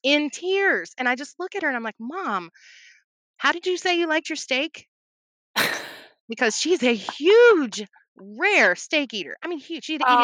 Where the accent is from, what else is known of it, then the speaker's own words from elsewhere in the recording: Louisville, Kentucky, United States; also born or lived in Mount Vernon, Kentucky; I am in South Central Kentucky, right close by Green River Lake. I was born in Louisville.